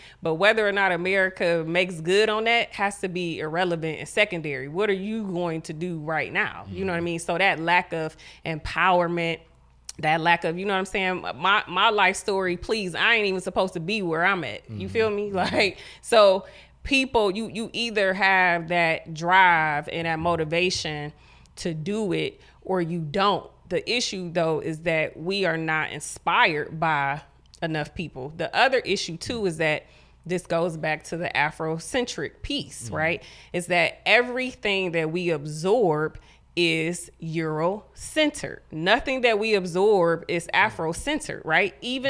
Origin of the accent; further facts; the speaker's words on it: Ohio, United States; I'm from the hood, you know what mm-hmm. I'm saying? I grew up in Huff. I graduated from Collinwood